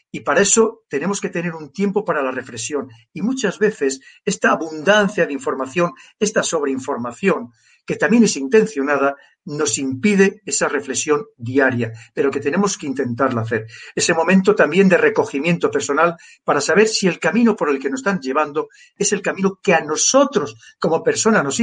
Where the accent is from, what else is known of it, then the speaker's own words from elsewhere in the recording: Spain; Yo creo que los afortunados somos nosotros los españoles por tener esas maravillosas islas